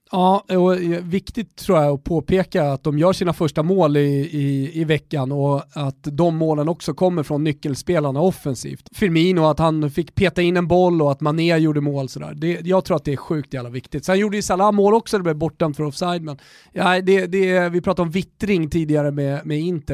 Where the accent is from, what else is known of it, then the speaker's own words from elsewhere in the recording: Sweden; vi är från Europa och att vi, eh, vi är eh, uppväxta i, i Svedala